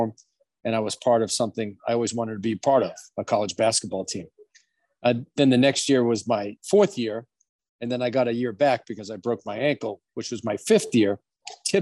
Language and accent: English; Boston, Massachusetts, United States; I grew up in Boston in the inner city called East Boston.